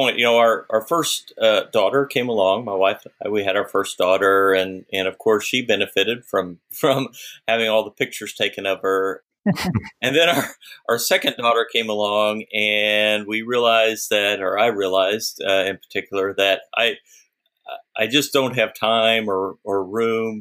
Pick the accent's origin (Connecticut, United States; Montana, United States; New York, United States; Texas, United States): Texas, United States; Austin; I grew up in Austin, and in Austin, there's lots of lakes